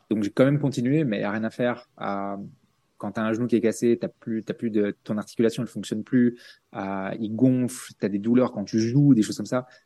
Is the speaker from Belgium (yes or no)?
yes; Belgium; à la base je suis belge